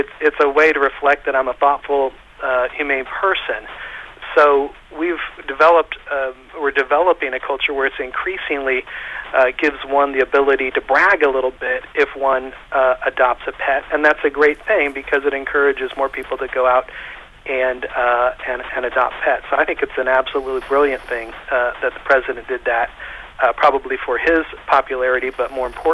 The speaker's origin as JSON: {"language": "English", "country": "United States", "said": "I'm from the United States"}